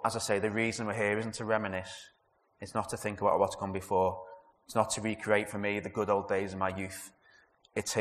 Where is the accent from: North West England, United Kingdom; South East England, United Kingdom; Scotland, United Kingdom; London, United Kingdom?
North West England, United Kingdom; Liverpool; also born or lived in Leeds; I am a Scouser, a passionate Scouser. I was born in Everton